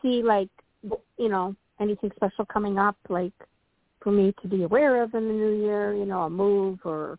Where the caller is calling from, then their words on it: Illinois, United States; Hi, Toni. … from Illinois. Happy New Year.